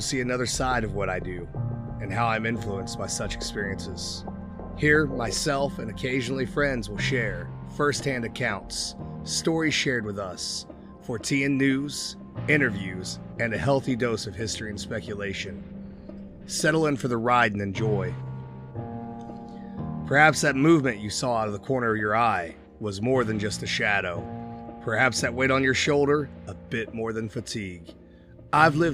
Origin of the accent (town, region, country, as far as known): Pekin, Indiana, United States; born or raised there